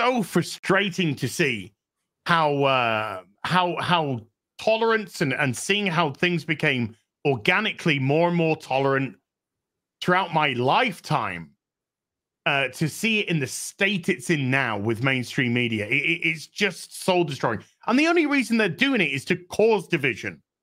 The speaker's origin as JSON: {"language": "English", "country": "United Kingdom", "said": "I'm British"}